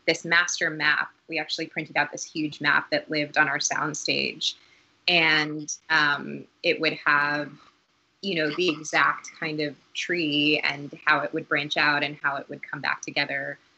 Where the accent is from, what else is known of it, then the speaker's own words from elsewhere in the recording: Newton, Massachusetts, United States; also born or lived in Boston, Massachusetts; we grew up in Dorchester, oh, um, yeah. and then around seven or eight, we moved to a suburb called Newton, Massachusetts.